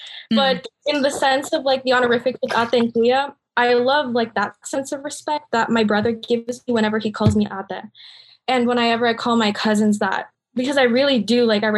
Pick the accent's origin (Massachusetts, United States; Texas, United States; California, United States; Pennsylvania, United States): California, United States; Livermore; also born or lived in Union City, California / Fremont, California; And I was born here in the US and I was raised like completely here, but yeah, I grew up in like Union City, like Fremont.